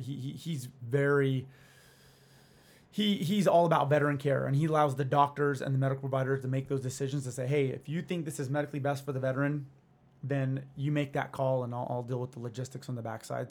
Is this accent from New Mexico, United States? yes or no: yes; Albuquerque, New Mexico, United States; also born or lived in Santa Fe, New Mexico; now in Arizona, United States; I grew up in Albuquerque, Santa Fe